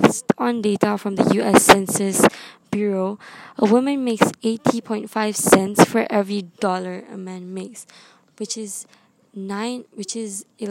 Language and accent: English; Malaysia; I come from Malaysia